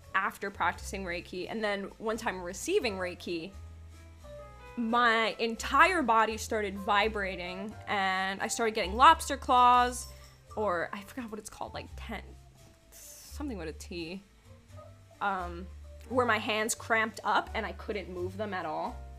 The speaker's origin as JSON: {"language": "English", "region": "New York", "country": "United States", "also_born_or_lived": "Pennsylvania", "moved": "yes", "said": "I'm originally from New York. I've lived in Pennsylvania"}